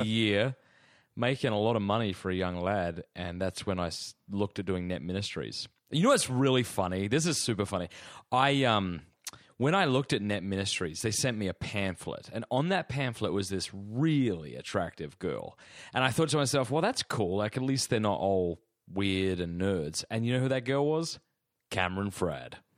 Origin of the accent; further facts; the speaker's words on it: Australia; now in Clayton, Georgia, United States; as an Australian